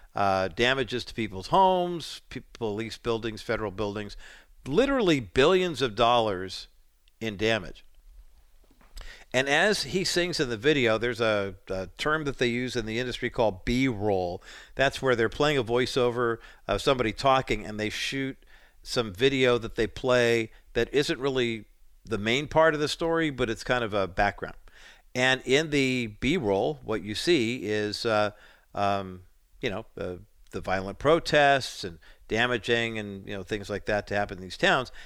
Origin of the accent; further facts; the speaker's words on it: Whittier, California, United States; also born or lived in Orange County, California; I, uh, remember growing up in Whittier, California before moving to Orange County